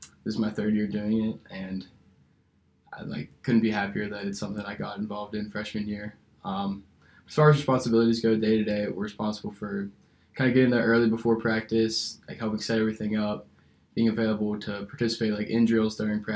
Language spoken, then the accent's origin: English; Pittsburgh, Pennsylvania, United States; moved away as an adult; now in Columbus, United States; I'm from Pittsburgh, Pennsylvania